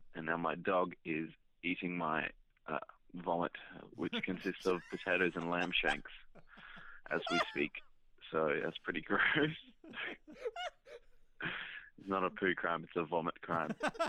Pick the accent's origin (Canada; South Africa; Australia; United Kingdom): Australia; South Australia; I'm from South Australia.